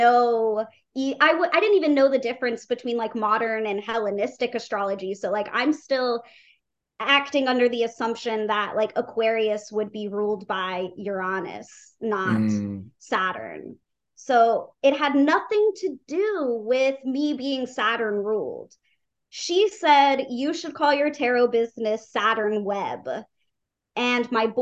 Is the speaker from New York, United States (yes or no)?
no; Atlanta, Georgia, United States; Atlanta, my hometown